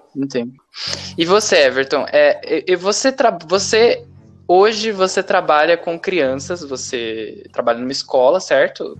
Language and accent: Portuguese; Brazil; a gente conhece muito o Brasil, porque nós somos brasileiros